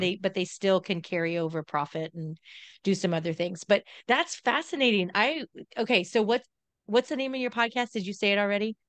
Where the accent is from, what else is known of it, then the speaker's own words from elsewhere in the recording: Southern California, United States; moved away; I grew up in Southern California